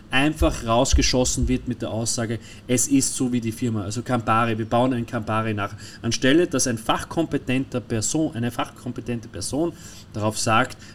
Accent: Austria; wiederum wir als Österreicher und die Deutschen und, und ist ja nicht nur auf die Deutschen

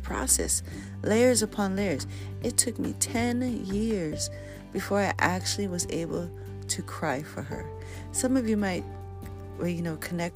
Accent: Hawaii, United States; being very Hawaiian

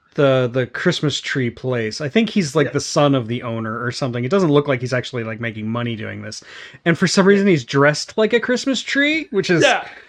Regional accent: United States; I'm an American

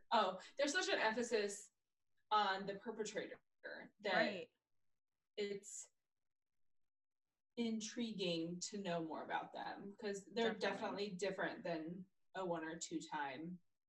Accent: United States; As someone who grew up very, very, very close to the Canadian border, like, could practically throw a stone over to it.

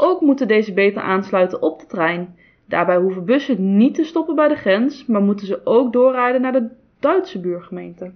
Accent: Netherlands; Als Nederlander

